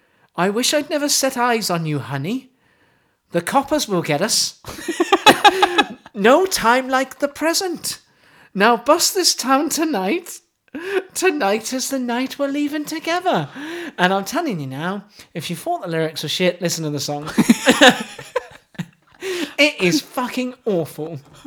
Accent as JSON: {"language": "English", "region": "Wales", "country": "United Kingdom", "said": "Well, I'm from Wales, see?"}